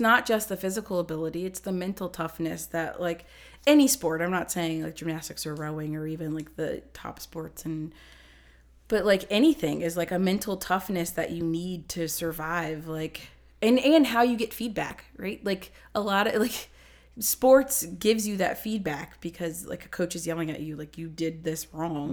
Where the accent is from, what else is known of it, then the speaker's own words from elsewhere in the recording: Ohio, United States; moved away; also born or lived in New Jersey; I grew up in Ohio, and then we moved to New Jersey